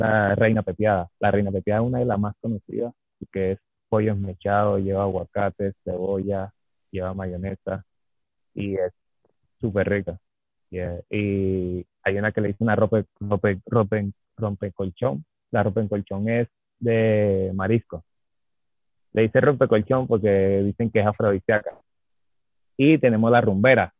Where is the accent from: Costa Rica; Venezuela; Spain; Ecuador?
Venezuela; Caracas, Capital District; moved away as an adult; now in Santa Marta, Colombia; vengo de Caracas, Distrito Capital